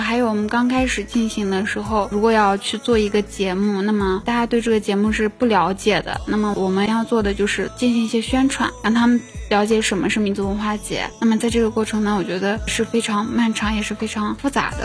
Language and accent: Chinese; Xinjiang, China; moved away as an adult; now in Beijing, China; 作为一个新疆人啊，我觉得从那么远的地方，一个人来到北京来上学